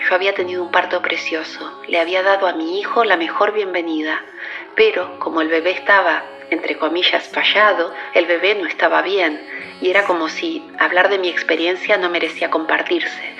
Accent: Bahía Blanca, Buenos Aires Province, Argentina; moved away as an adult; also born or lived in New York; now in Barcelona, Spain; Nací y me crié en Bahía Blanca y a los 20 años emigré

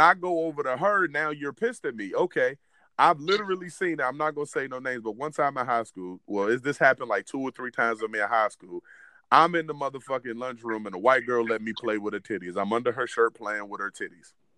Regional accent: Williamsburg, Virginia, United States; where we grew up, we grew up in Williamsburg, Virginia

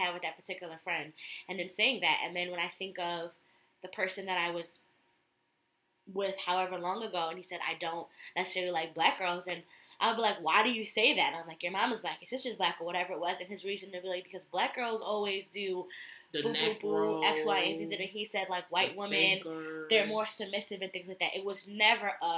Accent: Connecticut, United States; I'm from Connecticut

